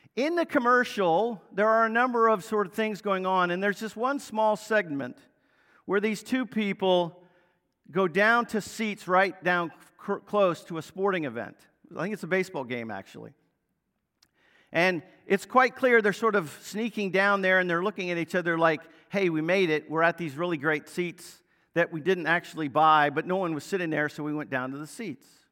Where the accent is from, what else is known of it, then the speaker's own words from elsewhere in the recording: Northern Virginia, United States; growing up in Northern Virginia, I was an Orioles fan